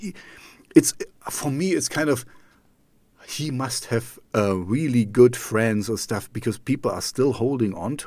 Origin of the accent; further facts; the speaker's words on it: East Germany, Germany; English is a second language; also born or lived in Amsterdam / Canada; now in Jena, Germany; I grew up in East Germany, I grew up in the Russian zone